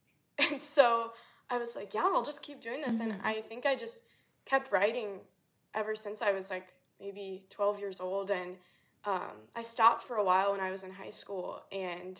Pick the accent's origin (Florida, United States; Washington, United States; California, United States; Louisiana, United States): Louisiana, United States; South; moved away; I'm from, like, South Louisiana, which, like, jazz and everything like that, which was awesome, but I never had anyone, like, in my hometown that really pursued music